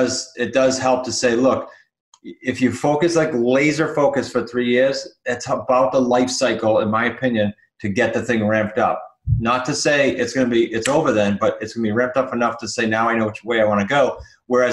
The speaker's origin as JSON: {"language": "English", "region": "New England", "country": "United States", "said": "we're from New England"}